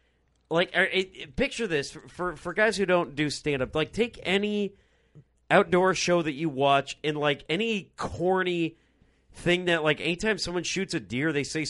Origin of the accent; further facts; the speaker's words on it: Rock Island, Illinois, United States; Rock Island, Illinois, my hometown.